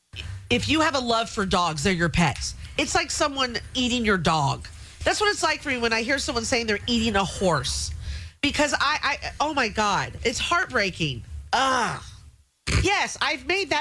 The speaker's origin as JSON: {"language": "English", "country": "United States", "said": "I'm an American"}